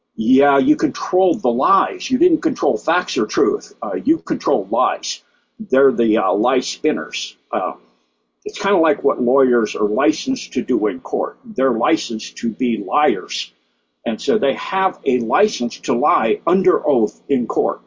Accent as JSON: {"language": "English", "country": "United States"}